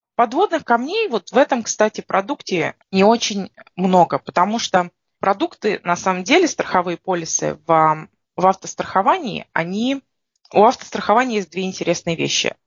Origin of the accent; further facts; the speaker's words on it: Russia; now in Canada; мы приезжаем из России, у нас в России